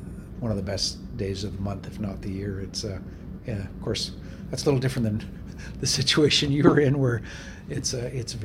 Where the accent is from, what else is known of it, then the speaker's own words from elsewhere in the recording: Vancouver, British Columbia, Canada; where I grew up in Vancouver